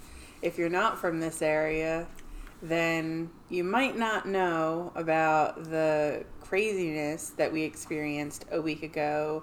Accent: New Jersey, United States; we're from Jersey, we have the Pine Barrens, and they constantly catch fire

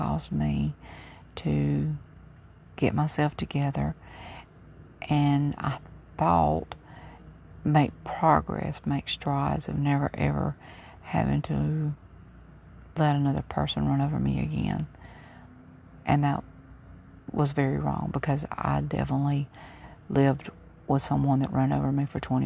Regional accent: Mobile, Alabama, United States; moved away as an adult; I'm originally from Mobile, Alabama, and I've been gone for all of my adult life

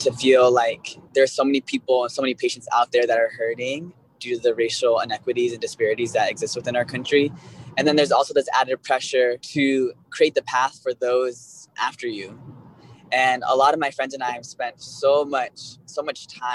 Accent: Costa Mesa, California, United States; moved away as an adult; also born or lived in Northeast United States; now in San Francisco, United States; I grew up in Orange County

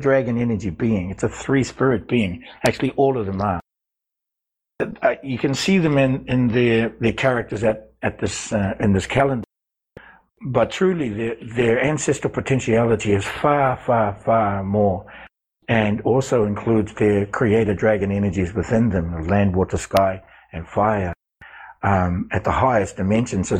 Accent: New Zealand; I grew up with them in New Zealand

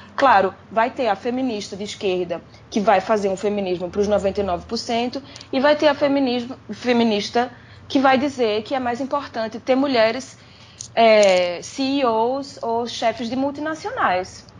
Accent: Brazil; moved away as an adult; also born or lived in agreste of Pernambuco (family); eu saí do Brasil porque dava, porque eu tinha um trabalho

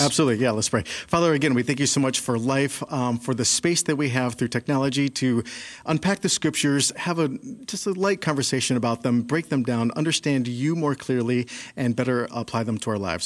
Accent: Chicago, Illinois, United States; growing up in Chicago, we don't really have a lot of sheep

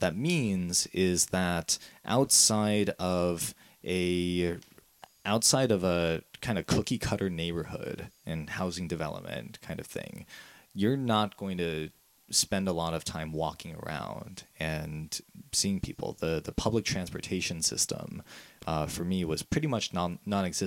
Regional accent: Las Vegas, Nevada, United States; moved away; also born or lived in Madison, Wisconsin; I was moved out to Las Vegas when I was about 1 year old, and that's where I spent like the first 18 years of my life for the most part

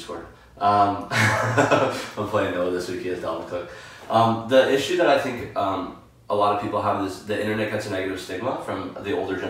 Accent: Hamilton, Ontario, Canada; also born or lived in Sault Ste. Marie, Ontario; I grew up in, like, a single mother household. I was born in Sault Ste. Marie. My parents were from two different cities. My mom moved us to Hamilton to be with her family.

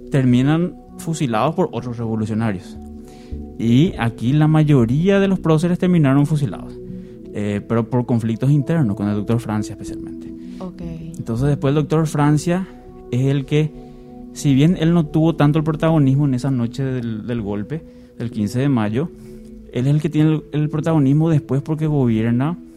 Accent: Paraguay; ¿Por qué somos República del Paraguay? Porque no somos el Imperio del Paraguay o la, o la Confederación?

